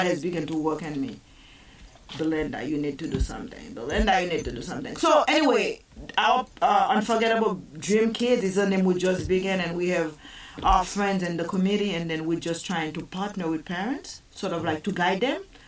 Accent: Haiti; also born or lived in Massachusetts; now in Savannah, United States; I grew up in Haiti

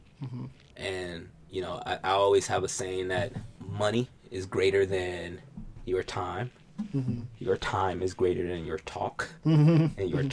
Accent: New York, United States; also born or lived in Alabama / Atlanta; Like, I grew up in New York. I went to school in Alabama, hung out in Atlanta.

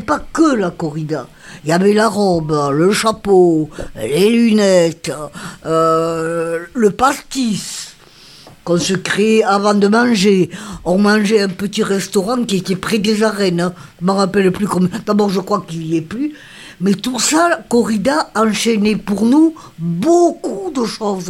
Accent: Beauvert, Occitania, France; also born or lived in Nîmes / Côte d'Ivoire; Je suis née à Beauvert. Jusqu'à présent, j'habite ma maison.

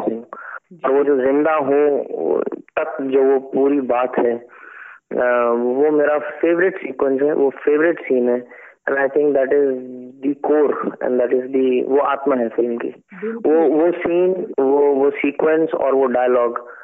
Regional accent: Delhi, India; now in Mumbai, India; मैं दिल्ली से था तो जब मैं बॉम्बे आया

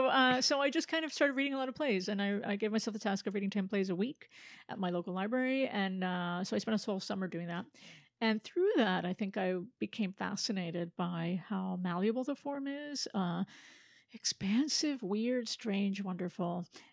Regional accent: Philadelphia, Pennsylvania, United States; born there; also born or lived in North Carolina / Florida / Bethlehem / Miami; Born in Philadelphia. I grew up mostly on the eastern seaboard, North Carolina, Florida, Bethlehem, PA, Miami, brief detour in Salt Lake, and then New Jersey.

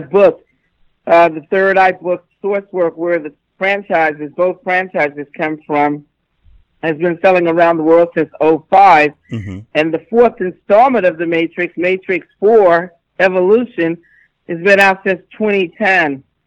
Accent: New York City, New York, United States; I'm from New York City.

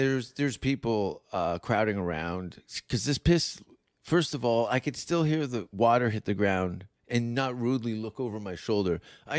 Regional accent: Canada; I know those huskies. I'm Canadian. I'm half husky.

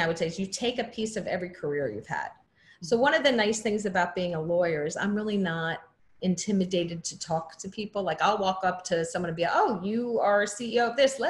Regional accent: New Jersey shore, United States; I grew up in New Jersey on the shore

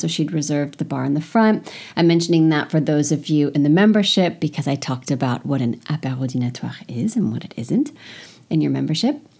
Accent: United States; moved away as an adult; now in France; I'm an American

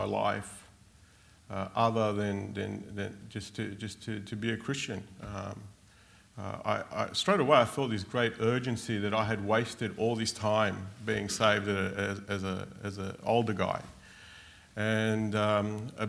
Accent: Australia; also born or lived in Argentina; We came to Australia from Argentina when I was six.

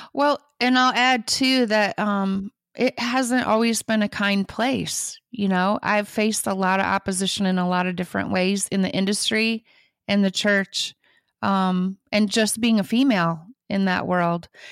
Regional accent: Michigan, United States; now in Nashville, United States; I grew up in Michigan, on a farm out in the middle of nowhere

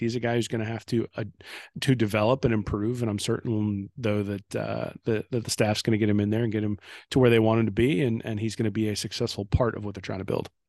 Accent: Indiana, United States; I grew up in Indiana

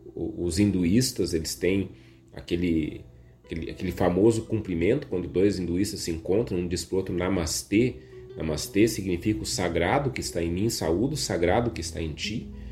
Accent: Viamão, Rio Grande do Sul, Brazil; Eu sou de Viamão

